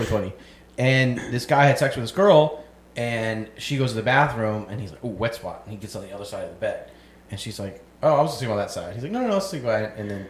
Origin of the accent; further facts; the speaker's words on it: North Carolina, United States; Yeah, I'm from North Carolina.